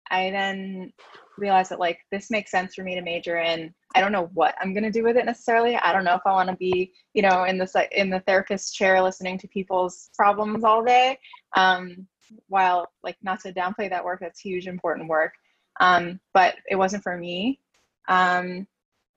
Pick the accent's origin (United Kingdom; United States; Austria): United States; New York City, New York; I'm from New York City, born and raised